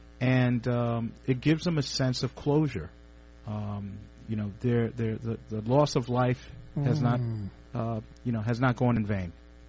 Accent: New York City, New York, United States; I was born and raised in East Harlem.

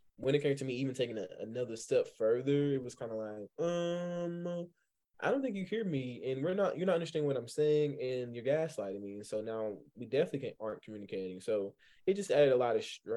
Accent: Belmont, North Carolina, United States; also born or lived in Gastonia, North Carolina / Kings Mountain, North Carolina; I'm from Belmont, North Carolina. Even further than that, I would just say Gaston County. I've lived in many places within Gaston County

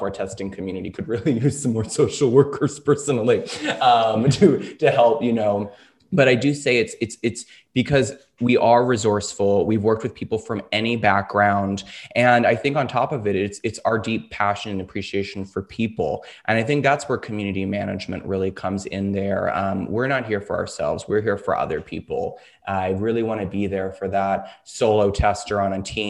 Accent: the South, United States; As we say in the South where I'm from, bless your heart

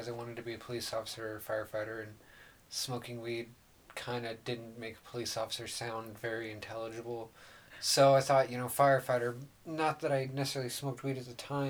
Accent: Oregon, United States; also born or lived in Forest Grove, Oregon; I was originally born here in Oregon, in a little town called Forest Grove. And then when I was about 8, I moved onto a farm in eastern Oregon

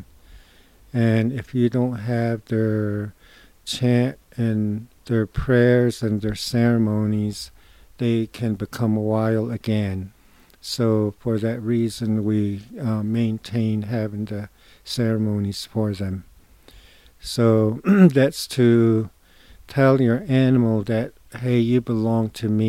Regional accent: Shiprock, New Mexico, United States; I am from Oak Spring and Shiprock area, where my sheep camps are

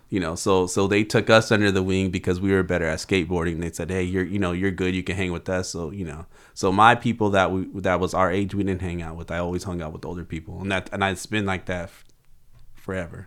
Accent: Oxnard, California, United States; grew up in South Oxnard

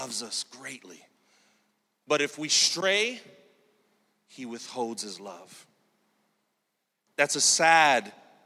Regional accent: New York City, New York, United States; I grew up in Sunset Park, Brooklyn, single mom, welfare recipient for most of my life

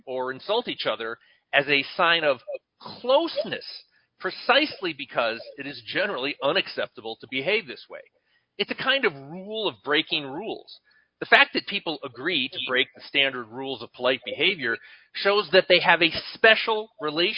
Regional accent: Northeast, United States; moved away; I come from the Northeast. We're very sarcastic

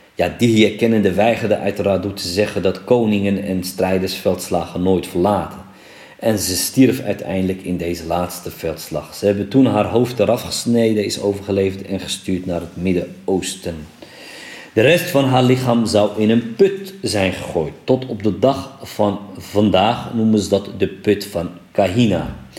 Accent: Morocco; moved away; in mijn geboorteland Marokko

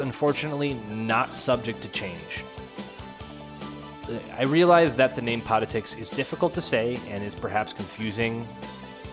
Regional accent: United States; I am an American. I have always lived in America

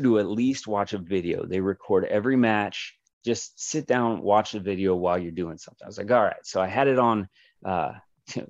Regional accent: Kansas City, United States; now in Phoenix, United States; I'm from Kansas City

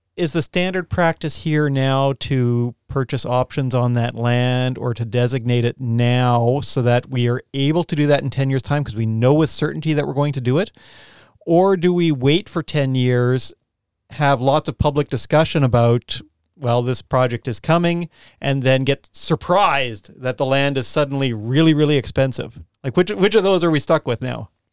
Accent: Canadian Prairies, Canada; also born or lived in Khandallah, Wellington, New Zealand; now in Wellington, New Zealand; I grew up on the Canadian prairies

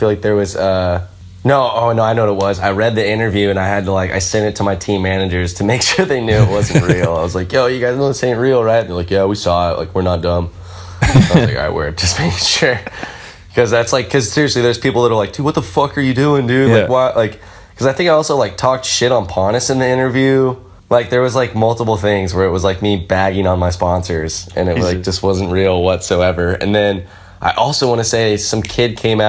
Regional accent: Corvallis, Oregon, United States; moved away; also born or lived in San Francisco / New York; my hometown Corvallis

